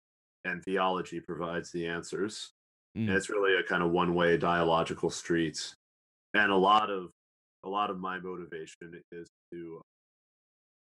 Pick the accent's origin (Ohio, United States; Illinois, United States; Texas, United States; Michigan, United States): Illinois, United States; Southern; the town in Southern Illinois where I grew up in, even though it's a small town